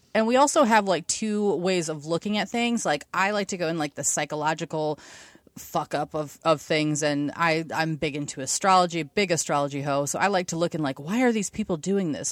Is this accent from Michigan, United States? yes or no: no; Ohio, United States; also born or lived in Washington, D.C. / Cincinnati; I'm from Ohio. I've born and raised in the fucking sticks where there's more cows than people.